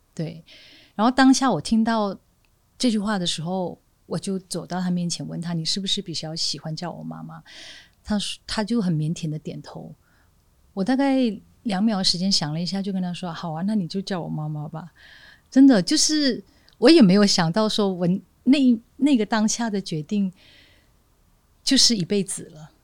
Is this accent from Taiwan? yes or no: no; northern Malaysia, Malaysia; moved away; 我就在一个小地方长大，就马来西亚北边那个很小的地方长大